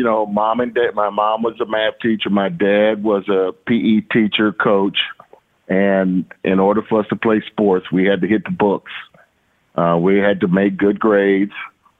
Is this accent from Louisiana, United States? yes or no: yes; Shreveport, Louisiana, United States; growing up in Louisiana, I mean, you know, in Shreveport, we were just constantly involved in activity.